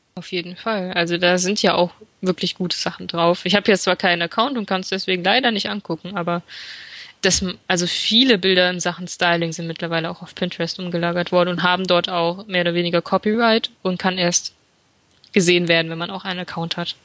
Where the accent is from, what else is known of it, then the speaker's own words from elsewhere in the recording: Fulda, Hesse, Germany; moved away as an adult; now in Frankfurt am Main, Germany; ich komme eigentlich gebürtig aus Fulda und im Rahmen meines Studiums bin ich nach Frankfurt am Main umgezogen